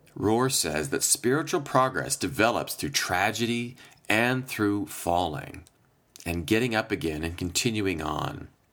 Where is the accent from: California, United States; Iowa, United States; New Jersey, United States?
Iowa, United States; now in Chicago, United States; I was home, back in my home state of Iowa for a few days